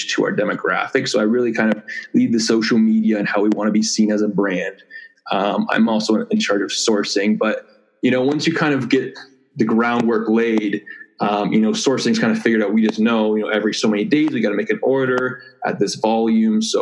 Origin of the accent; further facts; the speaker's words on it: Toronto, Ontario, Canada; I say I'm from Toronto, but I wasn't actually born there. I live about an hour and a half outside of Toronto.